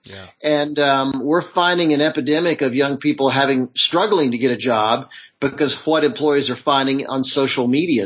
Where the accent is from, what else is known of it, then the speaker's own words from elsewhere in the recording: Charlotte, North Carolina, United States; also born or lived in Hollywood; now in Los Angeles, United States; I grew up in Charlotte, North Carolina.